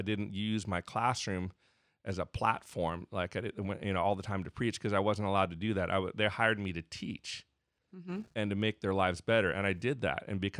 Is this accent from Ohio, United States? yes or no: no; Arizona, United States; I grew up in Arizona, so I might say …, but it's ….